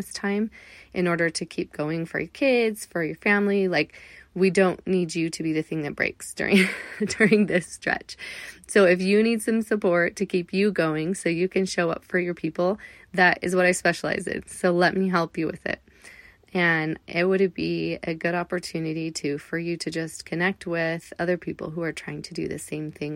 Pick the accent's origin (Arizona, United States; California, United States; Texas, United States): California, United States; Southern; moved away; I grew up in Southern California